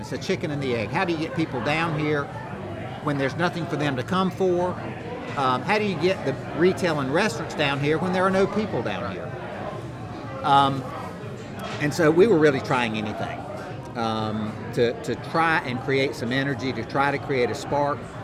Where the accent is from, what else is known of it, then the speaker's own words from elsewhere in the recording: Rock Hill, South Carolina, United States; it's where I live and it's my hometown